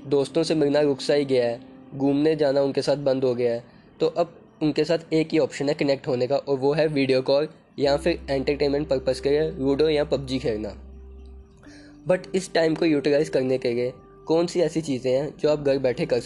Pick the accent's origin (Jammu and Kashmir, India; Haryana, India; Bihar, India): Jammu and Kashmir, India; Jammu; मैं जम्मू सिटी से बिलोंग करता हूँ जिसका एक और नाम है सिटी ऑफ टेम्पल्स जो कि फेमस है स्ट्रीट फूड के लिए